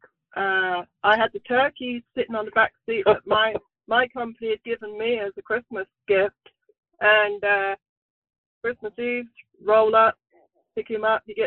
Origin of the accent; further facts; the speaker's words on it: England, United Kingdom; moved away as an adult; now in United States; I'm English as well